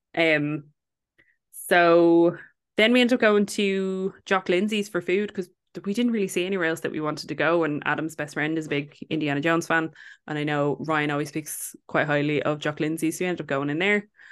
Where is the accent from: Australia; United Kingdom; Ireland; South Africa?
Ireland; we're from Ireland